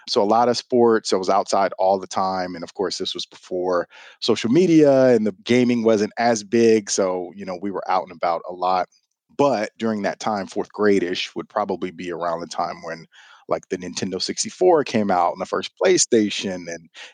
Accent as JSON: {"language": "English", "town": "Houston", "region": "Texas", "country": "United States", "tie": "born or raised there", "said": "I am a lifelong Houstonian, born and raised in Houston, Texas."}